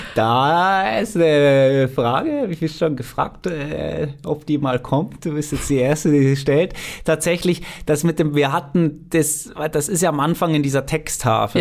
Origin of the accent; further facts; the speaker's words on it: Switzerland; ich bin Schweizer, ich kenne die Schweizer Berge sehr gut